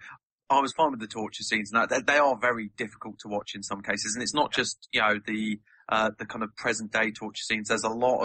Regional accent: Devon, South West England, United Kingdom; moved away; I grew up in Devon

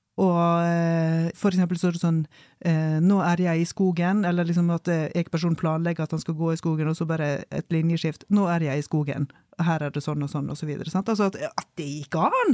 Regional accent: Solheimsdalen, Vestland, Norway; hjemme i Solheimsdalen

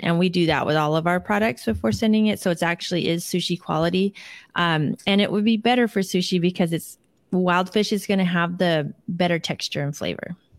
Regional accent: Seattle, Washington, United States; we grew up in the Seattle area

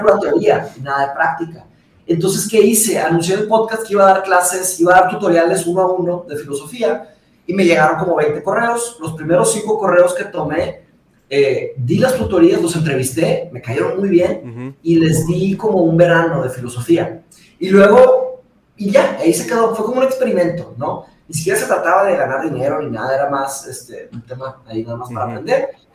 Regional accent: Monterrey, Nuevo León, Mexico; also born or lived in Brazil; yo nací en Brasil y me vine a Monterrey cuando tenía cinco años

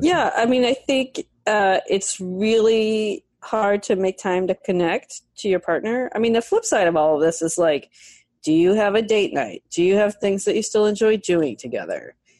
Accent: San Francisco, California, United States; I grew up in San Francisco in the 70s

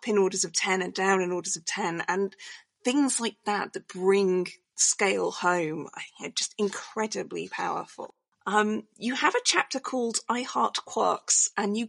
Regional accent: United Kingdom; I'm British

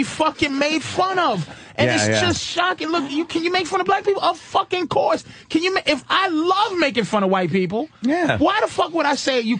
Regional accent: Boston, Massachusetts, United States; you know I'm from Boston

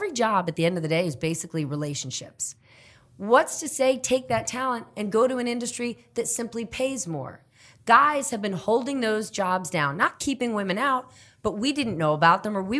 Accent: New Jersey, United States; moved away; also born or lived in Kenya / Guatemala / Costa Rica / Italy; I grew up in New Jersey

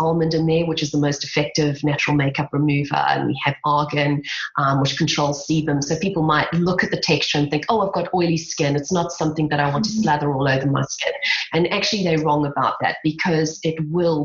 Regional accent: South Africa; accent: South African; my South African accent

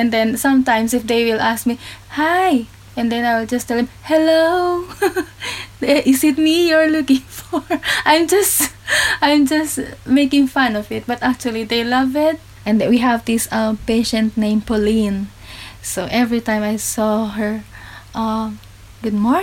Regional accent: Philippines; moved away as an adult; now in Cornwall, United Kingdom; I'm from the Philippines.

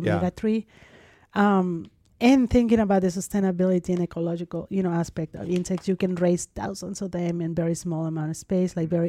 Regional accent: Mexico City, Mexico; I'm from Mexico, I grew up in Mexico City, and Mexico is one of the leaders on edible insects.

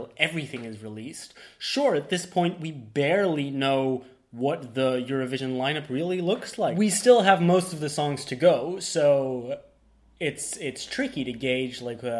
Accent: Belgium; We Belgium

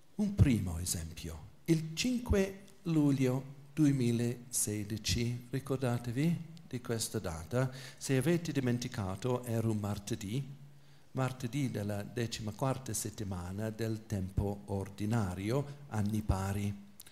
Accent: England, United Kingdom; Italian is a second language; moved away; sono inglese, quindi l'italiano non è la mia lingua materna

